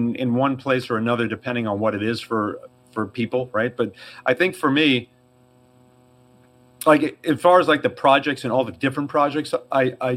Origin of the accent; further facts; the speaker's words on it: New York, United States; accent: New York; I have a bit of a New York accent